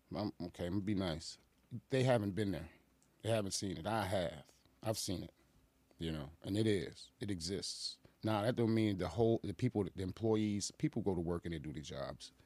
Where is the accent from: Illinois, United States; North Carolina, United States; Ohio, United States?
Illinois, United States; Aurora; also born or lived in Boston, Massachusetts / Chicago; I grew up in the nineties in Aurora